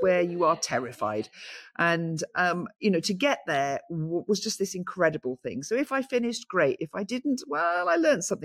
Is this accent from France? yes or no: no; St Davids, Wales, United Kingdom; Because I was born in St. David's, I've lived in St. David's all my life